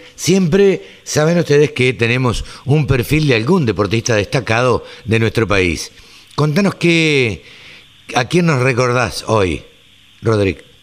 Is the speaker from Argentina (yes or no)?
yes; Maipú, Argentina; moved away; mi pueblo, a Maipú